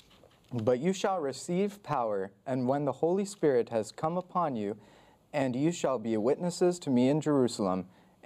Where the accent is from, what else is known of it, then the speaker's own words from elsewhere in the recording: Brazil; I'm actually Brazilian